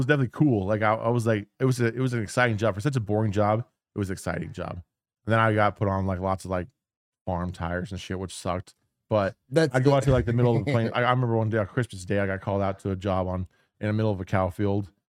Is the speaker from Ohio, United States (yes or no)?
no; Portland, Oregon, United States; so I grew up in Portland.